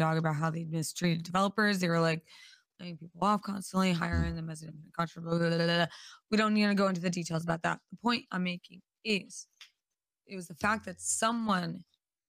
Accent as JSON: {"language": "English", "country": "United States", "lives_now": "California, United States", "said": "as an American"}